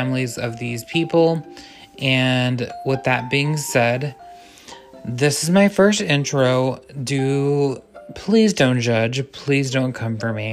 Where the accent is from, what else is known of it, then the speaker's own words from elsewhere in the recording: Texas, United States; I am from Texas